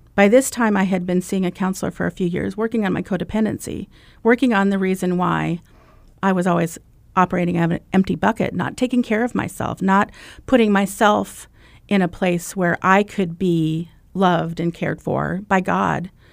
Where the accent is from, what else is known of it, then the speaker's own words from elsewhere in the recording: Iowa, United States; I'm from Iowa